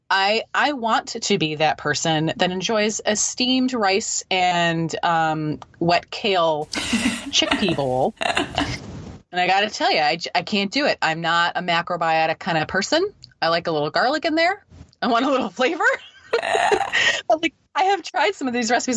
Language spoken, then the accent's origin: English; Midwest, United States; now in East Coast, United States; I live on, on the east coast of the US. I'm actually from the Midwest.